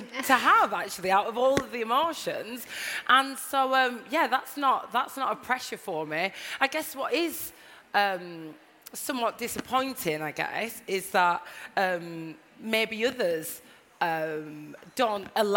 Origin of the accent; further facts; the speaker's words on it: Blackburn, North West England, United Kingdom; moved away as an adult; now in London, United Kingdom; when I was growing up in Blackburn, I felt really, really confident around my family